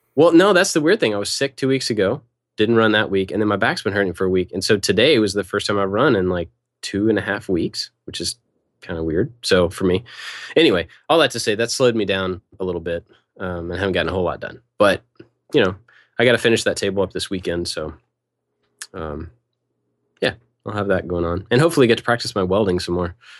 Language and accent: English; Kentucky, United States; I grew up in Kentucky, in that area